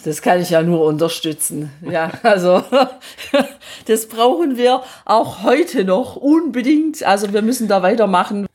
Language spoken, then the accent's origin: German; Germany; bei uns in Deutschland